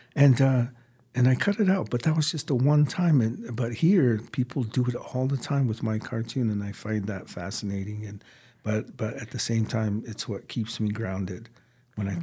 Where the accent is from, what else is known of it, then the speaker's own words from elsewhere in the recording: United States; I'm Native American.